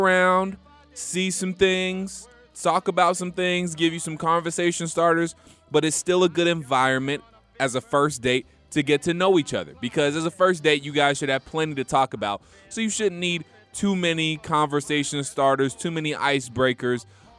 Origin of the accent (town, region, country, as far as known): Georgia, United States